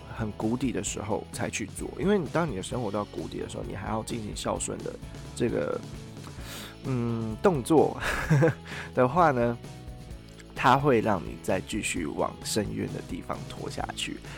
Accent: Taiwan; moved away as an adult; also born or lived in China; 像我自己在中国读书的时候，我的。呃，我的讲话方式跟我表达出来自我的样子是跟我在台湾完全不一样的。

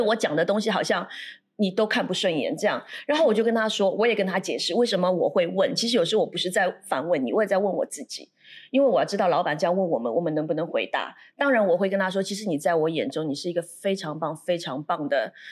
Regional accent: Shanghai, China; now in Singapore; 我是来自上海的

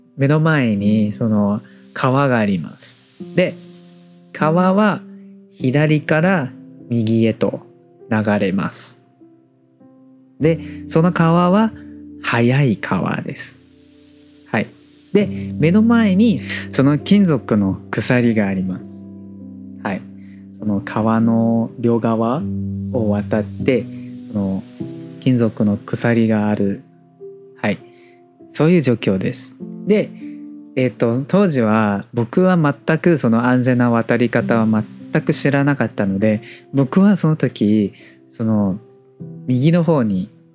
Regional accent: Taiwan; Japanese is a second language

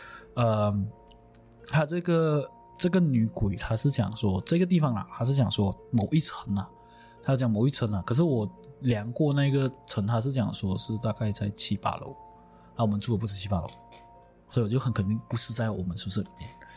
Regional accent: Malaysia; 哪哪怕是我们马来西亚人呐、在国外他们会呃比较容易对老乡讲很多东西

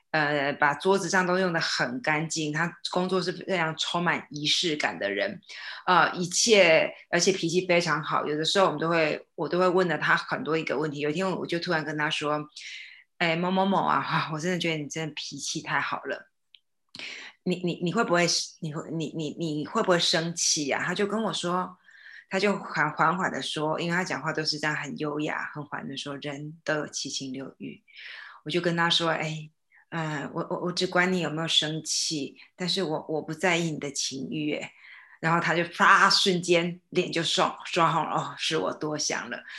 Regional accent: Tainan, Taiwan; 我爸爸是从湖北宜昌来，然后我是在台南出生

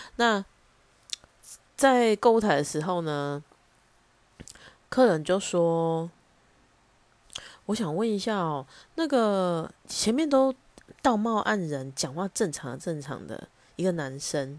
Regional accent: Taichung, Taiwan; accent: Taichung; 我相信大家可以从我的腔调里面听得出来我是哪里人，但是有必要用很凶质疑的口气说你是台中人对不对？

